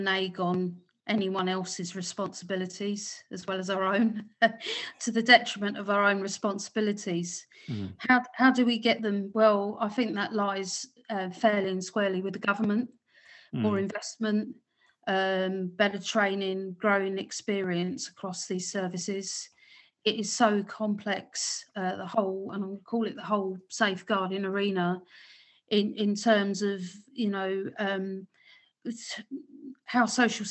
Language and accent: English; London, United Kingdom; as a Londoner